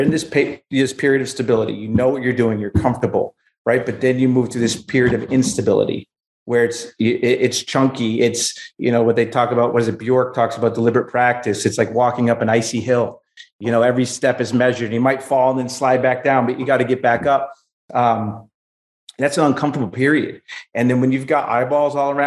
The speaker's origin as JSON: {"language": "English", "town": "Exeter", "region": "New Hampshire", "country": "United States", "said": "I'm from Exeter, New Hampshire."}